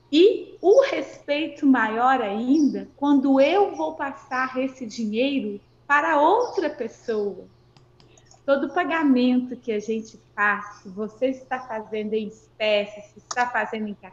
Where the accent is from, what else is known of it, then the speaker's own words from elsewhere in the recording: Barbacena, Minas Gerais, Brazil; Eu sou de Barbacena, interior de Minas, né?